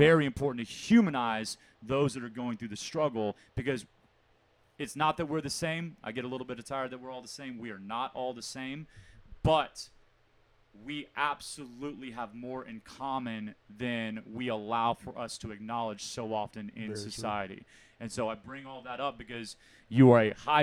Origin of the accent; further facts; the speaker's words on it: Houston, Texas, United States; also born or lived in Fort Worth, Texas; born in Fort Worth, Texas, but born and raised in Houston, Texas